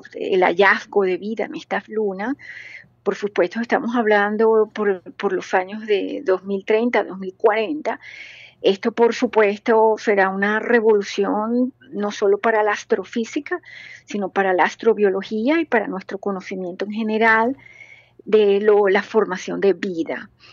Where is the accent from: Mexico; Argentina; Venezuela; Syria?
Venezuela; now in Germany; como venezolana, como latinoamericana